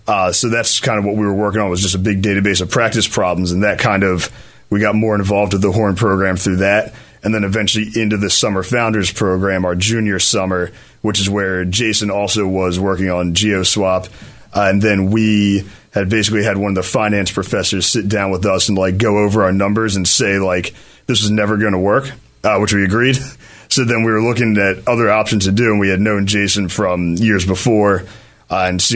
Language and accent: English; Philadelphia, Pennsylvania, United States; I grew up in Chestnut Hill, right in Philly